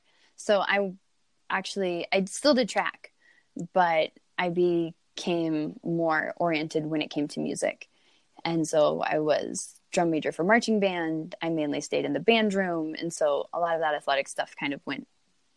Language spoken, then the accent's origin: English; Eastern Plains, Colorado, United States; I grew up actually out east in Colorado, the Eastern Plains